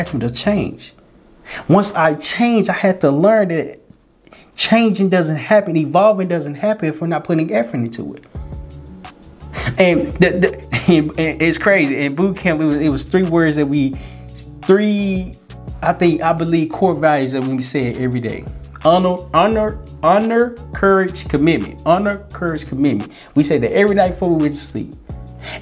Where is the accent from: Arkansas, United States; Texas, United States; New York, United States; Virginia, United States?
Arkansas, United States; Little Rock; moved away as an adult; also born or lived in Florida; I was born in Little Rock, Arkansas